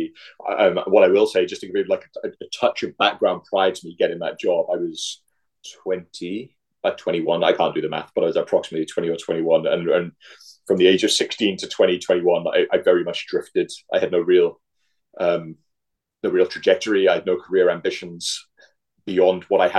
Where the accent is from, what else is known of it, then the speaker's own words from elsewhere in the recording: Mumbles, Wales, United Kingdom; moved away as an adult; now in Minneapolis, United States; I'm from a small village called Mumbles, which is just outside Swansea